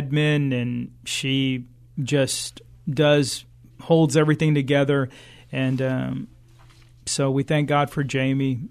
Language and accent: English; San Antonio, Texas, United States; we're from San Antonio